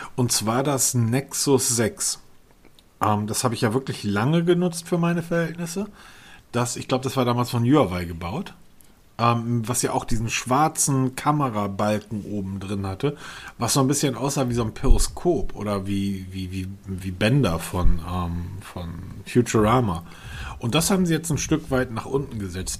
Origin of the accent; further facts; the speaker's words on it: Hamburg, Germany; ich bin ja Norddeutscher, Hamburger